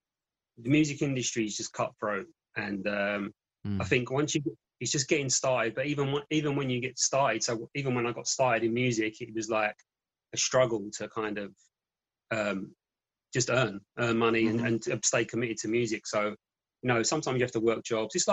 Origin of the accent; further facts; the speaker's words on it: London, United Kingdom; Being in our hometown